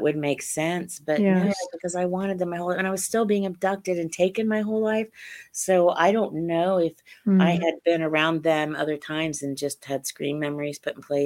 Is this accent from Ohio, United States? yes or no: yes; Central and Southern Ohio, United States; I grew up in Central and Southern Ohio